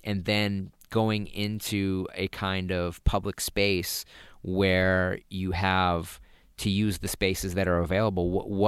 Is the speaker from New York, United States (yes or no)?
no; Massachusetts, United States; accent: Massachusetts; I suppress my Massachusetts accent as much as possible, too.